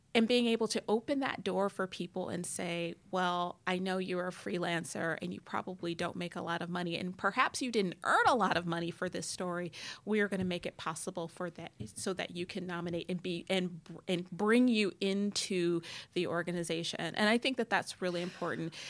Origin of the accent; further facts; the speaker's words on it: Detroit, Michigan, United States; I grew up in Detroit